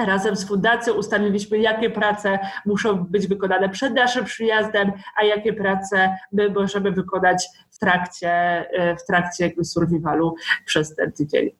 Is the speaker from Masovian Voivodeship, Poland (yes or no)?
no; Pomeranian Voivodeship, Poland; pochodzę z, z województwa pomorskiego